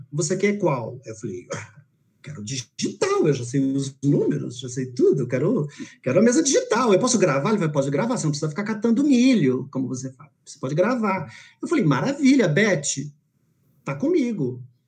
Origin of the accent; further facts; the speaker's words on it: São Paulo, Brazil; also born or lived in Manaus / Belém; eu sou da Zona Leste, tá? eu fui, fui, criado em Hermelino Matarazzo